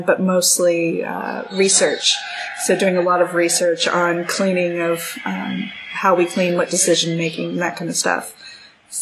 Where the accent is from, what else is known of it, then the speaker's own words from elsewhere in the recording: California, United States; moved away as an adult; I'm from California